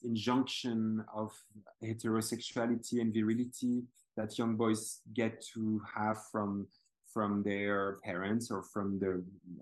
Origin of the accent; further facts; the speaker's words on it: Belgium; I'm from Belgium